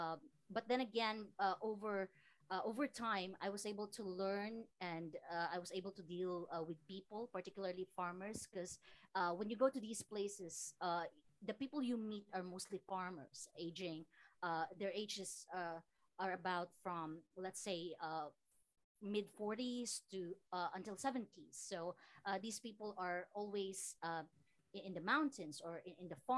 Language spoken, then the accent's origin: English; Philippines; also born or lived in Samar / Iloilo; I am from Iloilo province and Samar province